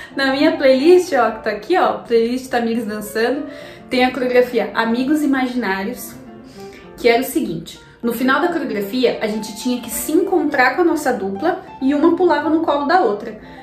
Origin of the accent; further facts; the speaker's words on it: Brazil; a gente é brasileiro